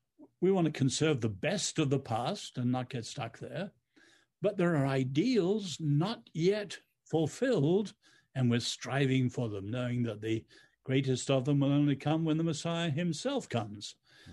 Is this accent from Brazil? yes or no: no; China; now in United States; growing up in China under the Chinese Revolution, I've always had an incredible sense of time, urgency, kairos.